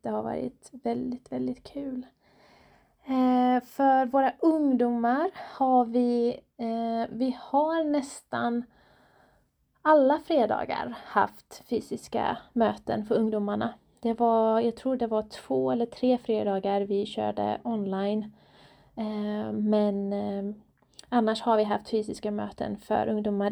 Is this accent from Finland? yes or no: no; Iran; now in Borås, Sweden; jag är själv iranier, född och uppvuxen i Iran